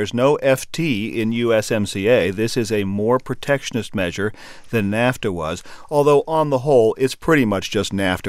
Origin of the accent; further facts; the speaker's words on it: Colorado, United States; in my home state of Colorado